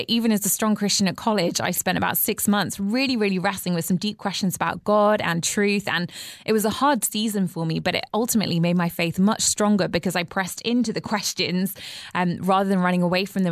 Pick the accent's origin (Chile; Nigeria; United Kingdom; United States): United Kingdom; England; as an English person